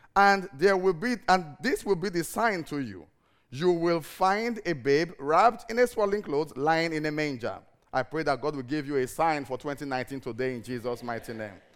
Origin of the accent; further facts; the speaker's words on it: Cyprus; moved away; I'm from Cyprus